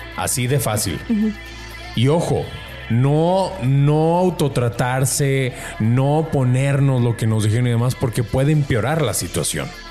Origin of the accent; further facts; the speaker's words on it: Mexico; como mexicanos